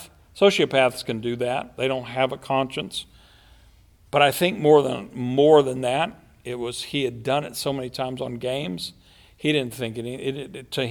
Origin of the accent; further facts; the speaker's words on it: United States; I'm an American